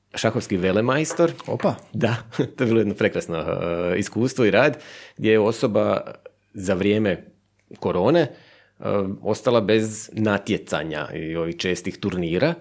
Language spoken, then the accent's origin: Croatian; Buzet, Istria County, Croatia; accent: Buzet kajkavian; moved away as an adult; also born or lived in Zagreb; Ja sam iz Buzeta mjestu u Istri.